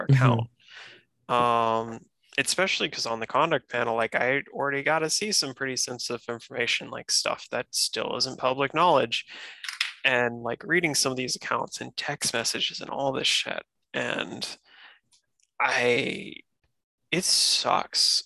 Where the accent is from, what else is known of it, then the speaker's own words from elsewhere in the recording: North Carolina, United States; moved away as an adult; also born or lived in Massachusetts; I'm back in my home state, North Carolina now